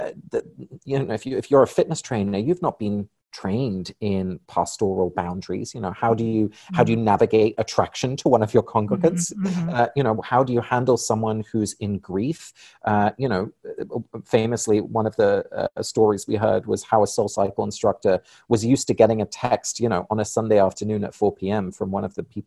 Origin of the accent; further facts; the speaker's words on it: England, United Kingdom; moved away; I was born and raised in England